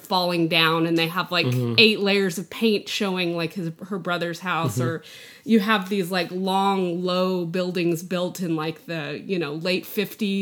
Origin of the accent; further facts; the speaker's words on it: the panhandle of Texas, United States; where I grew up in North, it's the panhandle of Texas